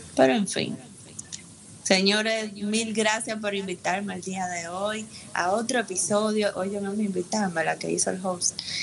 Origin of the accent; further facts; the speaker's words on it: Dominican Republic; yo soy dominicana